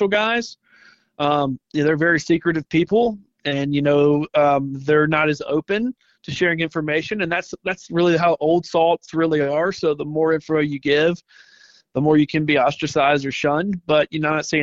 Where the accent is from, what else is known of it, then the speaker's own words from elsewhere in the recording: Mobile, Alabama, United States; now in Santa Rosa Beach, United States; Growing up in Mobile, Dolphin Island, everybody was surf fishing